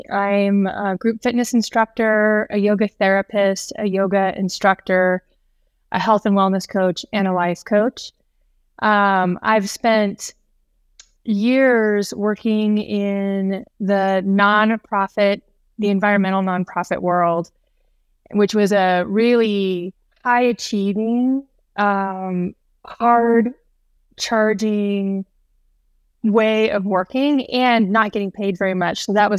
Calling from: Bozeman, Montana, United States; I am coming in from Bozeman, Montana.

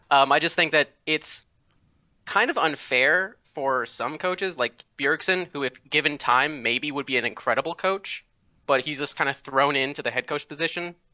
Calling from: Red Oak, Texas, United States; Uh, Red Oak

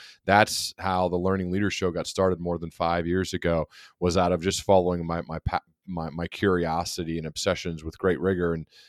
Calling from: Dayton, Ohio, United States; I'm joining you from Dayton, Ohio.

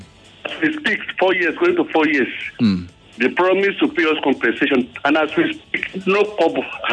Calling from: Igbogbo, Lagos, Nigeria; Igbogbo in Ikorodu here.

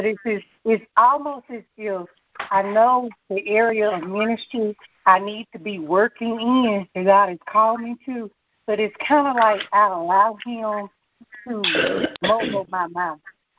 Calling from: Hattiesburg, Mississippi, United States; Harrisburg, Mississippi.

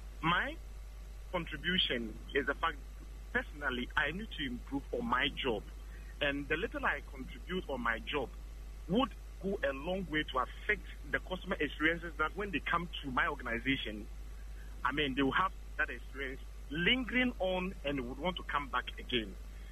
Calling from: Adenta, Greater Accra, Ghana; I'm calling from Adenta.

